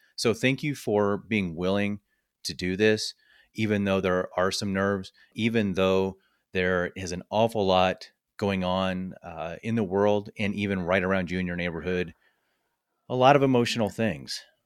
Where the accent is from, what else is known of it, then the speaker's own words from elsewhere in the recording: Midwest, United States; now in Colorado, United States; I was born and raised in the Midwest